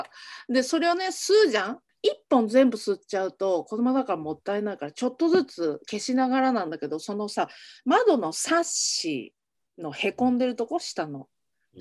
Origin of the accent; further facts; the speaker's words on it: Hiroshima, Japan; 私も広島出身なので